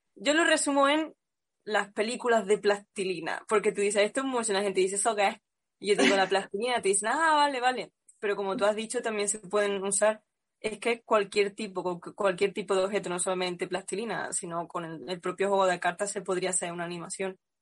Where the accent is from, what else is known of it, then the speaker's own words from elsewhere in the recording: Cabra, Andalusia, Spain; en mi pueblo Cabra